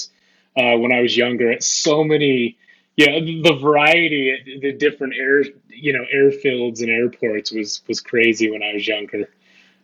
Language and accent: English; Salt Lake City, Utah, United States; I was born and raised in the Salt Lake City, Utah area